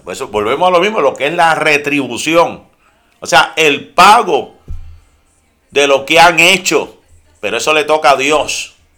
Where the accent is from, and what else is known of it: Puerto Rico; moved away